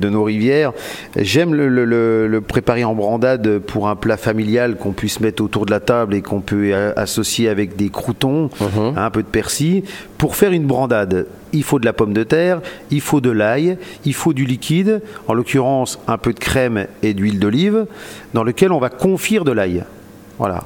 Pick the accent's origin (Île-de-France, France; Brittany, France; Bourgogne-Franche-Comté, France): Bourgogne-Franche-Comté, France; Jura; comme on est jurassien